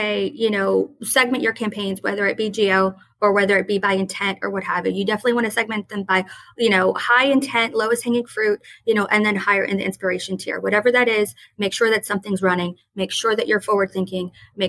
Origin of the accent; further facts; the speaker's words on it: New Orleans, Louisiana, United States; Whether you like it or not, we're from New Orleans. We're the crazy idea people, you know